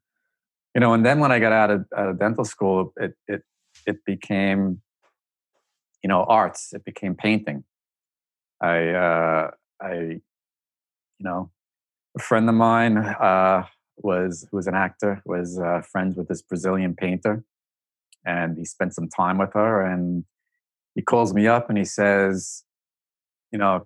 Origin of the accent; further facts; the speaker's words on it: New York City, New York, United States; growing up in Staten Island